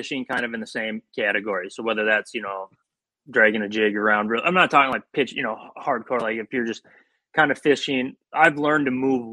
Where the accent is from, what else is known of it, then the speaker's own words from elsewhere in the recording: Shakopee, Minnesota, United States; moved away as an adult; also born or lived in Florida / Tennessee; I grew up in Shakopee. My mom lived in Shakopee. My dad lived in Minneapolis